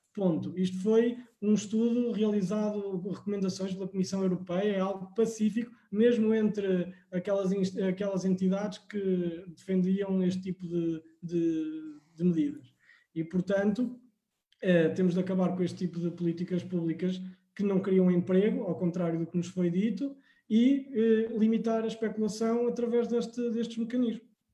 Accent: Coimbra, Centro, Portugal; eu sou natural de Coimbra

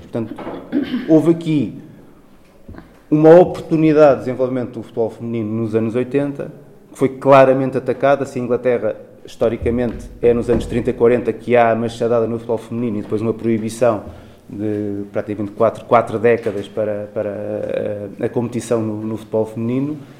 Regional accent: Torres Vedras, Lisbon, Portugal; eu sou de Torres Vedras, no norte distrito de Lisboa, conheço melhor a realidade daí

